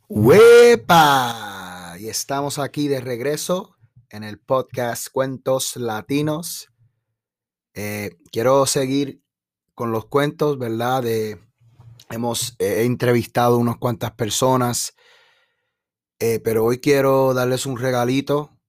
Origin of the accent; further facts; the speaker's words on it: Chicago, Illinois, United States; also born or lived in Puerto Rico; de mi niñez ah, aquí en Chicago